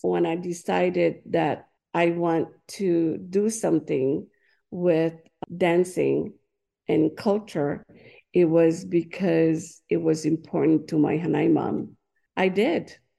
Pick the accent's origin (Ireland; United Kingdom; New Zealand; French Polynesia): French Polynesia; English is a second language; moved away as an adult; also born or lived in Tuamotu Islands; now in Hawaii, United States; I was born and raised in Tahiti.